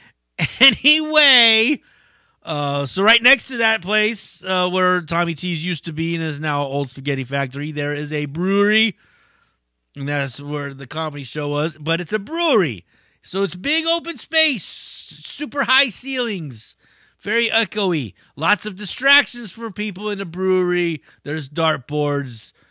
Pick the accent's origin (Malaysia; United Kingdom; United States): United States; Bay Area, California; We're from the Bay Area